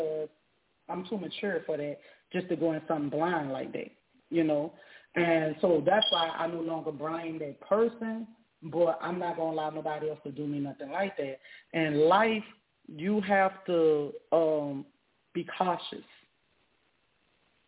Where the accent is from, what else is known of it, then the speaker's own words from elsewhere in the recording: Louisiana, United States; also born or lived in South Dallas, Texas; now in Dallas, United States; although I'm born and raised in Louisiana, I've been out here 17 years, I rep Bond Farm, South Dallas